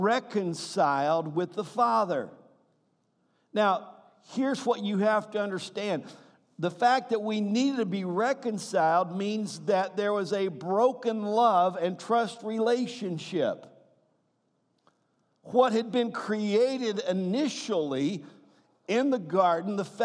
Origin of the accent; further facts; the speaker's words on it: the South, United States; I'm from the South